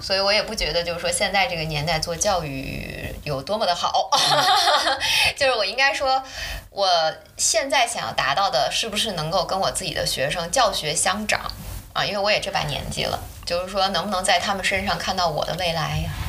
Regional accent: China; moved away as an adult; also born or lived in Germany; 我们中国人家里也有私塾什么这些东西

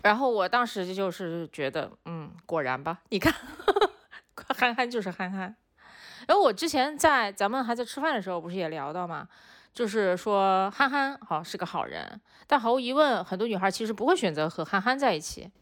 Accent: China; 作为一个中国人

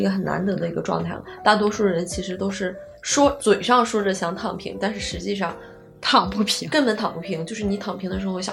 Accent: Northeast China, China; 因为我家是来自一个，那个四五线那种的东北那边的一个小城市

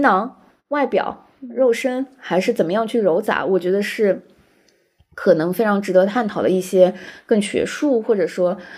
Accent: Shanghai, China; 作为一个上海人

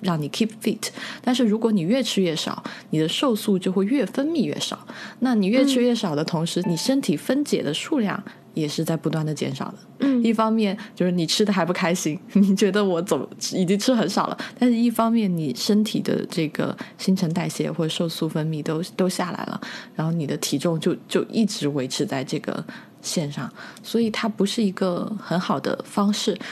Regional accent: southern China, China; 就是南方人嘛

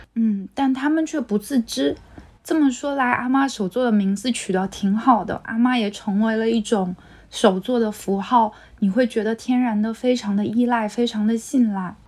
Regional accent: Quanzhou, Fujian, China; 我爸妈已经迁到泉州市区里了，所以是每周末回去一趟老家

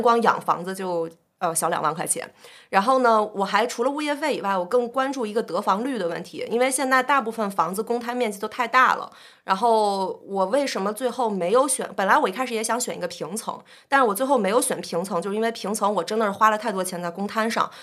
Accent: Beijing, China; 我是北京土著

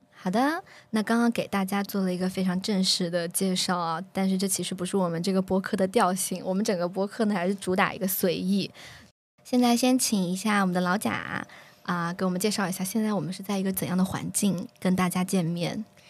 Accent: Sichuan, China; 我们都是九六年，现在在接近三十岁的这样的一个路途上。嗯，那我是来自于，啊，四川某个著名的小吃的城市

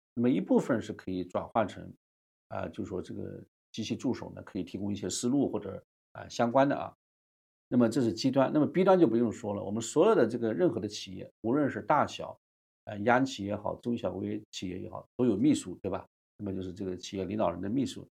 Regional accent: China; 我们中国人

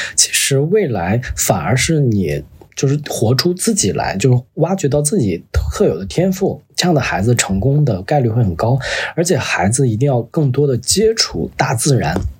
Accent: Northeast China, China; moved away; 我小时候是在东北长大嘛

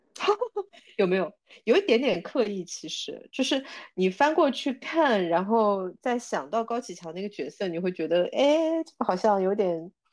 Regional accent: China; 我觉得我们中国人会特别有共鸣感

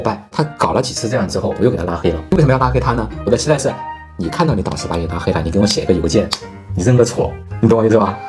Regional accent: China; 我们中国人

